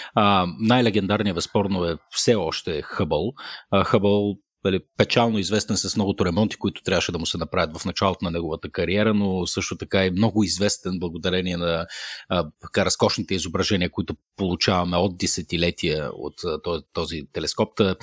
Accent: Shumen, Shumen Province, Bulgaria; accent: Shumen; аз съм шуменец по природа, вероятно ми личи по начина по който казвам думички като 50, 11 и, и проче. От време на време шуменската ми природа се проявява.

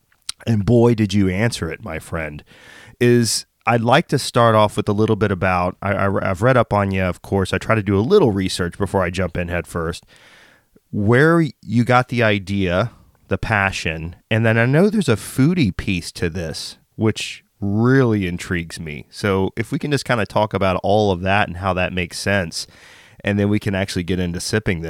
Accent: Texas, United States; I grew up in Texas, which is essentially the Australia of America, temperature at least.

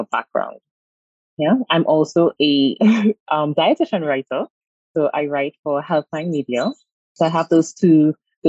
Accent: Trinidad & Tobago; also born or lived in United States; I'm from Trinidad and Tobago

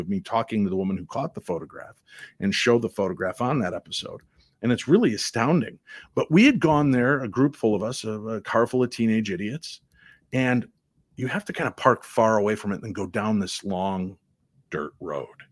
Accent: Illinois, United States; I grew up in Illinois

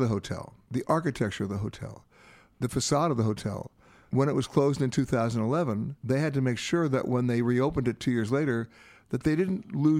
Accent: United States; me as an American.

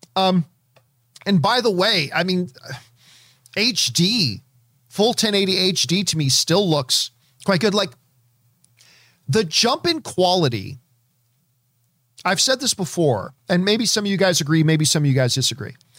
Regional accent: Canada; as a Canadian kid myself

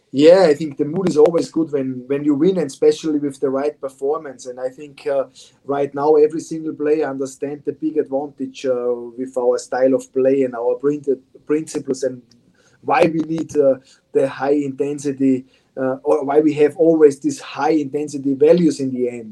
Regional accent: Austria; English is a second language; moved away as an adult; now in Morristown, United States; I come from Austria, and Austria is a small country with small cities.

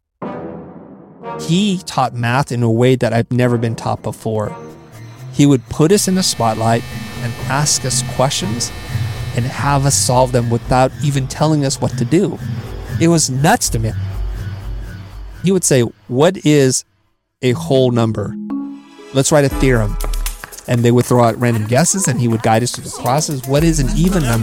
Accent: San Jose, California, United States; I grew up in California mostly, in San Jose, you know, the valley

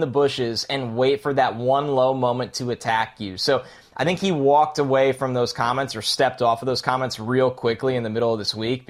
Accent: New York, United States; I've been in New York. Yeah, I grew up in New York my entire life

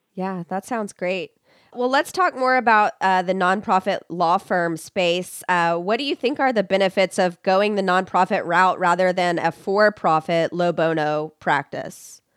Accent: Texas, United States; here in my home state of Texas

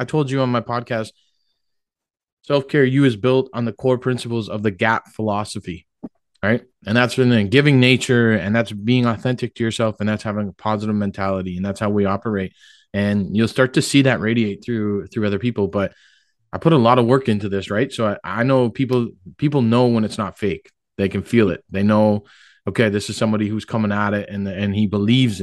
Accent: Oshawa, Ontario, Canada; I'm from Oshawa. You know, I grew up right down there, Rotary Park.

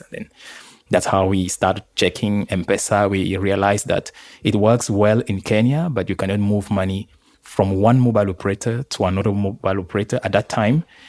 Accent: Yaoundé, Centre, Cameroon; moved away; also born or lived in Marseille, France; born and raised in, uh, Yaoundé, Cameroon

